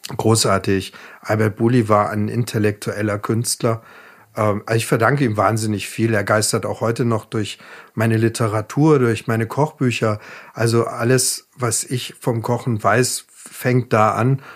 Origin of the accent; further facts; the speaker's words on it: Ravensburg, Baden-Württemberg, Germany; moved away; in meiner Heimatstadt Ravensburg und es waren drei Gehminuten vom Elternhaus entfernt.